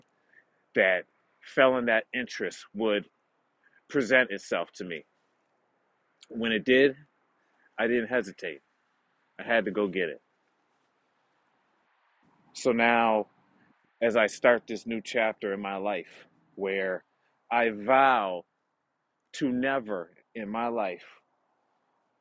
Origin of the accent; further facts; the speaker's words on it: United States; now in Canada; I am an American citizen.